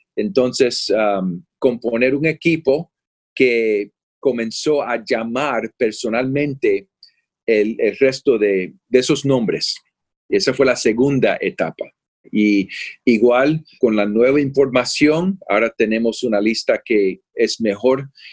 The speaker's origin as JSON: {"language": "Spanish", "region": "Florida", "country": "United States", "tie": "born or raised there", "also_born_or_lived": "Puerto Rico / California", "moved": "yes", "lives_now": "Austin, United States", "said": "yo soy de Puerto Rico. A los ocho años nos mudamos a la Florida, en los Estados Unidos, y he vivido en California"}